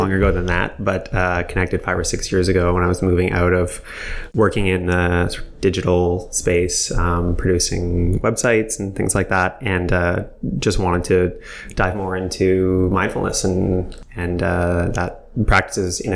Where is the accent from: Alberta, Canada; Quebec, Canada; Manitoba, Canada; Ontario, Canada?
Quebec, Canada; Montreal; I'm from Montreal, born and raised